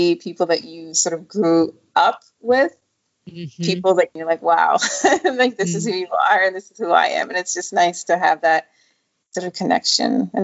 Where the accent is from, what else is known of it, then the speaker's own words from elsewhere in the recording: Canada; also born or lived in Nigeria; I grew up in Canada. I was born in Nigeria, and then we still have family back home